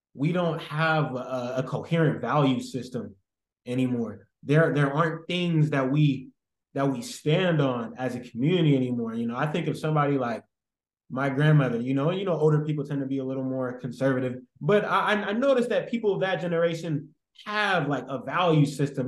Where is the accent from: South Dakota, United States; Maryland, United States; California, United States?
California, United States; San Francisco; I'm from San Francisco and I used to work at Safeway in the Fillmore district